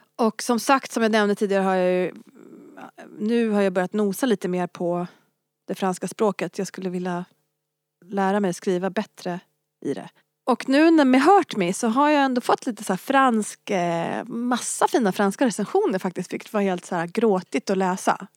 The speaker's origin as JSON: {"language": "Swedish", "town": "Örebro", "region": "Örebro County", "country": "Sweden", "tie": "born or raised there", "also_born_or_lived": "Glasgow", "first_language": "French", "moved": "yes", "said": "jag är uppvuxen i Örebro"}